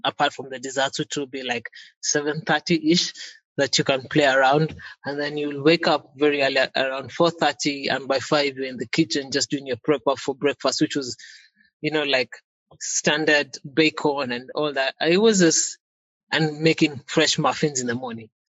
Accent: Kenya; I was born in Kenya

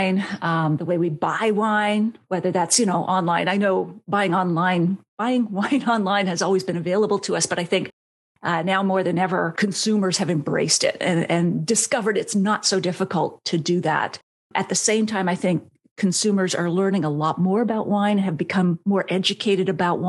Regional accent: Canada; I was based in Canada, which is where I'm from

